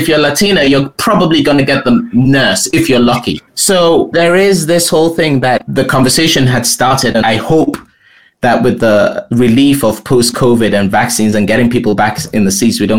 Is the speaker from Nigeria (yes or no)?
yes; Nigeria; also born or lived in England; now in United States; I come from Nigeria, and then you go from Nigeria to England with its weird thing, but I'm sort of in this elite place in England.